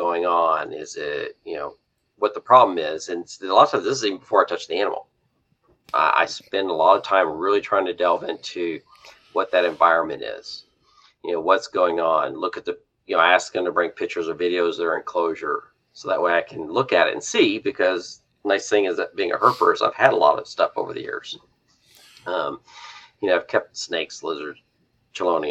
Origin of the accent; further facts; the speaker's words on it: West Texas, United States; I grew up in West Texas originally